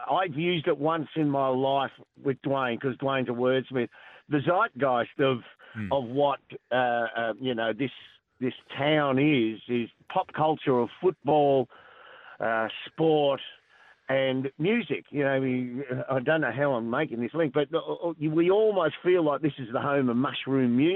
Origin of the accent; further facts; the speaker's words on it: Lara, Victoria, Australia; Oh, I'm lucky. I'm from Lara.